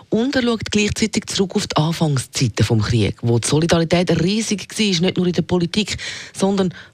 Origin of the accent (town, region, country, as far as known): Switzerland